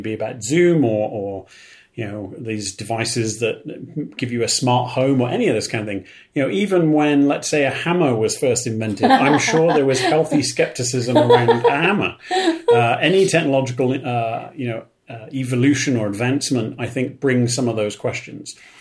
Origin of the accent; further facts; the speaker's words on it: United Kingdom; I'm from Britain.